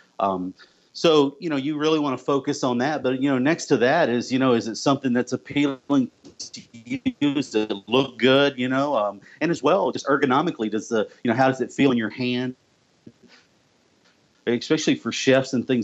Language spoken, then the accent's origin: English; the South, United States; also born or lived in Okeechobee, Florida / Tennessee; I'm actually from the South. I was actually born in Okeechobee, Florida, yep. And grew up as well in Tennessee as well.